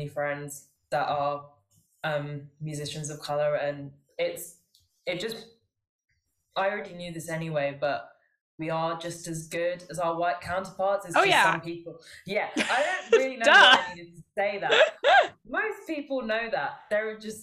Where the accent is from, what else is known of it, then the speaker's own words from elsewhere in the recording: London, United Kingdom; I was born in London. I've lived in England my whole life, but my family is Sri Lankan